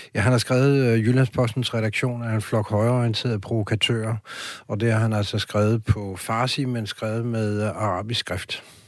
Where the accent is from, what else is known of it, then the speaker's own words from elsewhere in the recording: France; now in Denmark; jeg er vokset op i Frankrig